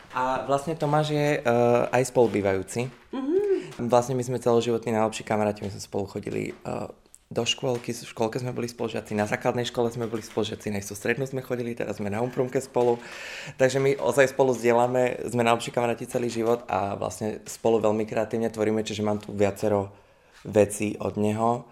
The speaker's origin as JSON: {"language": "Slovak", "country": "Slovakia", "moved": "as an adult", "lives_now": "Czech Republic", "said": "doma na Slovensku"}